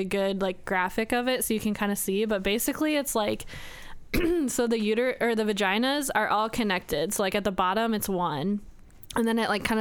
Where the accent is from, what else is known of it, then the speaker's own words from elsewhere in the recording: United States; I was born in America and that I was raised by a mom